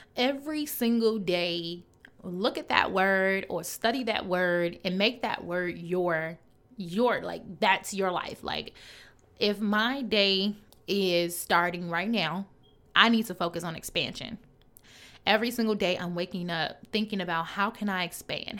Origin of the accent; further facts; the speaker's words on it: Chicago, Illinois, United States; I'm from Chicago, so I say growth, but it's growth